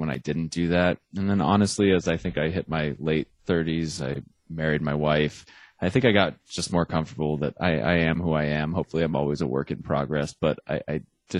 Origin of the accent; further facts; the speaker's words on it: Arizona, United States; I'm from Arizona, which is not Texas